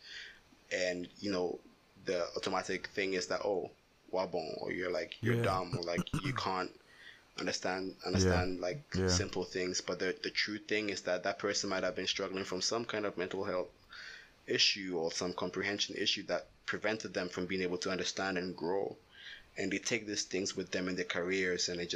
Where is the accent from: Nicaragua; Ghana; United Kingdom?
Ghana; some of the trauma that we went through as kids, growing up in Ghana